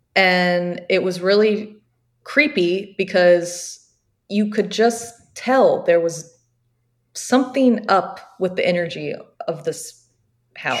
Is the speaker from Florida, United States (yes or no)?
yes; Jacksonville Beach, Florida, United States; now in Georgia, United States; I'm from Jacksonville Beach, which is really close to St. Augustine